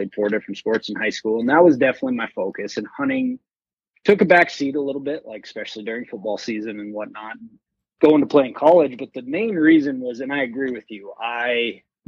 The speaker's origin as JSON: {"language": "English", "town": "Missoula", "region": "Montana", "country": "United States", "tie": "born or raised there", "said": "I was born and raised in Missoula, Montana"}